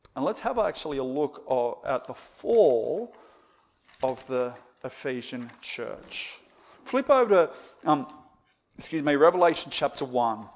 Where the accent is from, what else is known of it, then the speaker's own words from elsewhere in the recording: Australia; as Aussie evangelicals